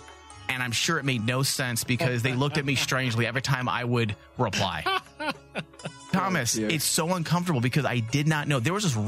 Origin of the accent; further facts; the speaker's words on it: Mexico; just like I'm Mexican.